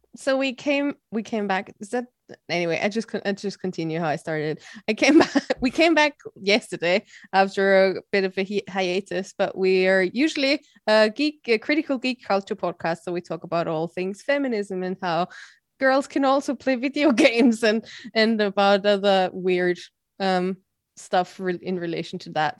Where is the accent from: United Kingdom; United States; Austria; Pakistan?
Austria; I'm from Austria